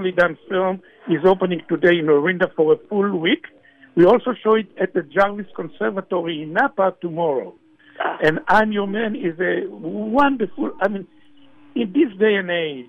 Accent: Israel; moved away; in Israel, when I grew up

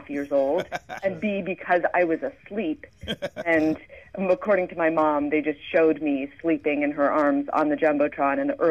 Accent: Philadelphia, Pennsylvania, United States; I'm from Philadelphia, and my parents brought me to Phillies games basically from as long as I can remember

